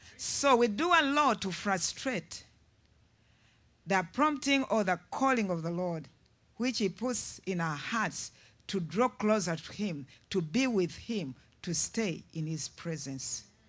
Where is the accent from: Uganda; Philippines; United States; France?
Uganda; I'm from Uganda